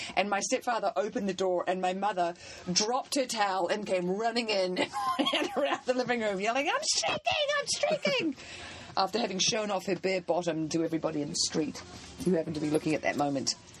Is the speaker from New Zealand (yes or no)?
yes; New Zealand; moved away; I'm from New Zealand